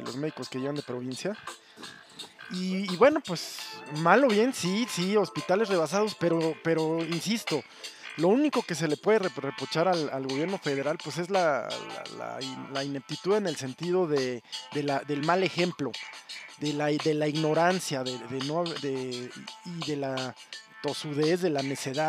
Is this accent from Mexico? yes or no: yes; Mexico; also born or lived in Mexico City; somos los mexicanos